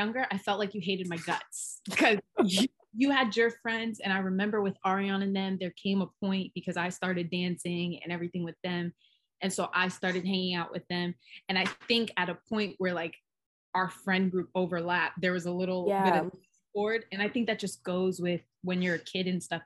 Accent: Hawaii, United States; we grew up in Hawaii.

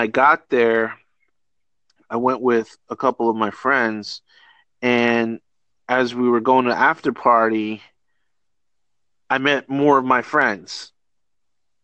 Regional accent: Northeast, United States; moved away; also born or lived in Rochester; I'm from the Northeast

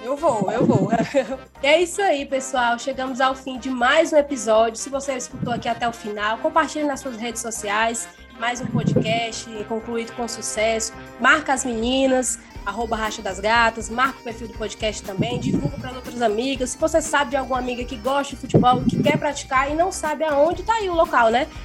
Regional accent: Passaré, Ceará, Brazil; sou do Passaré

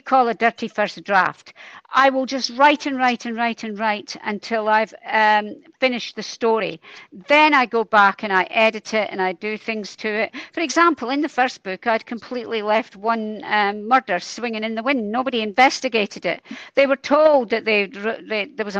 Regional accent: Dundee, Scotland, United Kingdom; I'm from Dundee. We don't back away from a challenge in Dundee

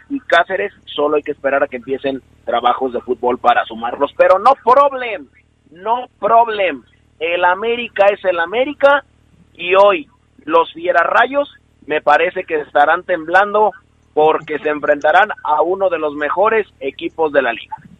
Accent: Mexico; nosotros somos mexicanos

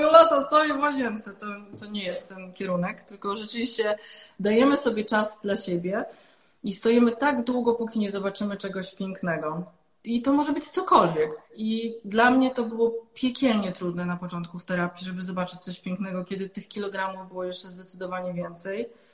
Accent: Silesian Voivodeship, Poland; jestem ze Śląska

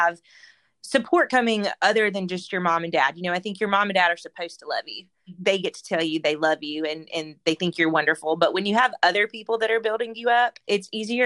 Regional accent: Mississippi Delta, United States; now in Auburn, United States; I grew up in the Mississippi Delta

